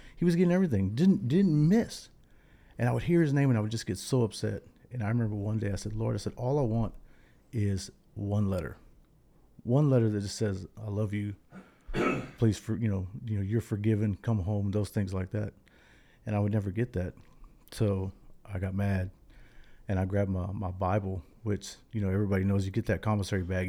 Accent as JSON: {"language": "English", "town": "Irving", "region": "Texas", "country": "United States", "tie": "born or raised there", "also_born_or_lived": "Dallas, Texas", "said": "we're from Dallas, Texas. But, uh, my, my mom, we, we grew up in Irving"}